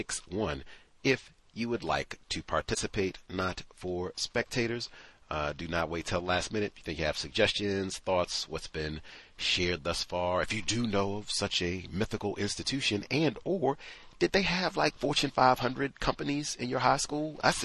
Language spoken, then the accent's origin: English; Philadelphia, Pennsylvania, United States; terrified that the fire would reach our neighborhood, which was nowhere near Southwest Philadelphia. I grew up in Mount Airy.